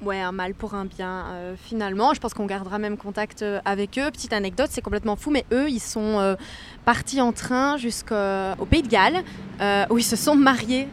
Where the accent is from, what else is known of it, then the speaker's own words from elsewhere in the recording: Liège, Wallonia, Belgium; de base, je suis liégeoise.